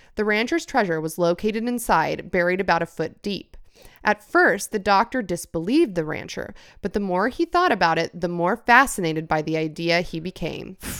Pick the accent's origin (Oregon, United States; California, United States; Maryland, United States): California, United States; I was born here